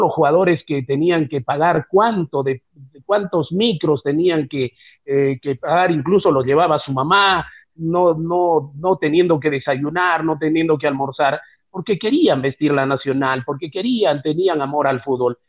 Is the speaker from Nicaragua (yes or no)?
no; Peru; somos cholos, que somos mestizos, que somos trinchudos, que no tenemos barba, que somos patarrajada, eso somos los, los peruanos